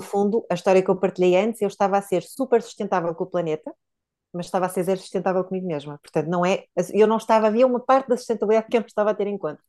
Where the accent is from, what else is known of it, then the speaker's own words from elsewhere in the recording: Póvoa de Varzim, Norte, Portugal; also born or lived in Porto; na minha, na minha terra natal, a Pova de Varzim